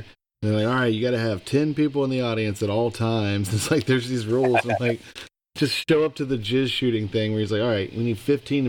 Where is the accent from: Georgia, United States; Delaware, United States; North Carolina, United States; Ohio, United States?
Ohio, United States; I grew up in Ohio.